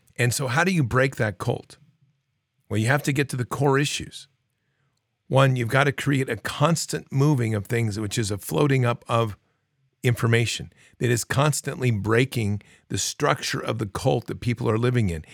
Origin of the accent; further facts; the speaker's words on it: United States; I'm an American